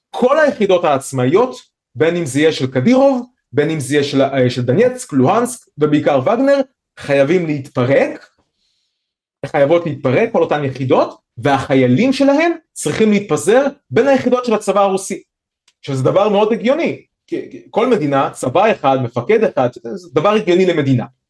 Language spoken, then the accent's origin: Hebrew; Israel; אצלנו בישראל